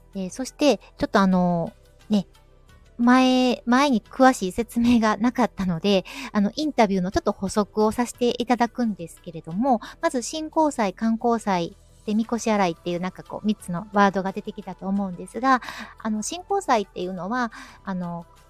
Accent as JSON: {"language": "Japanese", "region": "Kyoto", "country": "Japan", "tie": "born or raised there", "accent": "Kansai dialect", "said": "私みたいに京都に生まれ育ってても"}